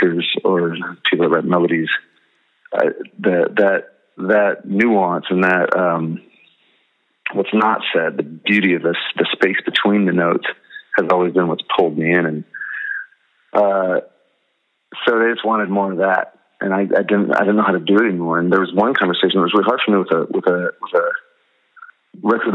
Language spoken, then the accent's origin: English; Nebraska, United States; I'm from Nebraska. Didn't know where Ohio was till we started touring. grew up in a Christian home. Started my band in high school